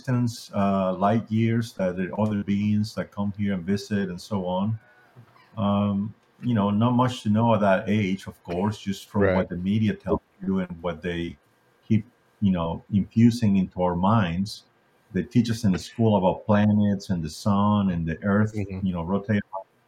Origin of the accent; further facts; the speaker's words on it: Ecuador; now in United States; I grew up in Ecuador, South America, and like many people down there, we're a third world country